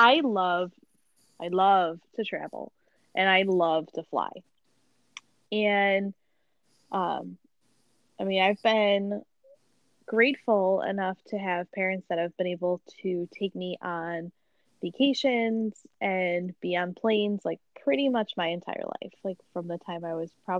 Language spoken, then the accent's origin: English; Buffalo, New York, United States; I'm like so from Buffalo